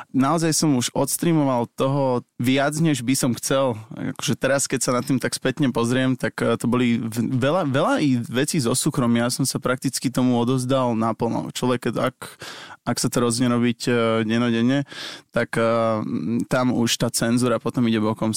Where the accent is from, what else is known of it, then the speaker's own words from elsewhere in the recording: Bratislava, Bratislava Region, Slovakia; u nás v Bratislave v centre